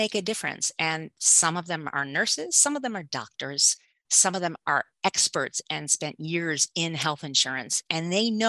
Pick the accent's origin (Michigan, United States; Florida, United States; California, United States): Michigan, United States; Southfield; I grew up in Southfield, Michigan